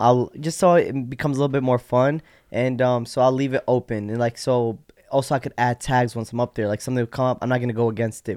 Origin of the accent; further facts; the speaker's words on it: Rockford, Illinois, United States; also born or lived in Iraq / Yemen / Jordan / Chicago suburbs; now in Glen Ellyn, United States; When I came to America, I grew up in Rockford from elementary school to like freshman year high school